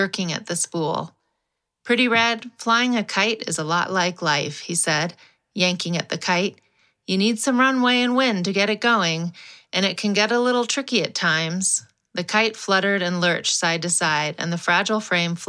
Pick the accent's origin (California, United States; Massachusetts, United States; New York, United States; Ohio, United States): California, United States; Los Angeles; Growing up in Los Angeles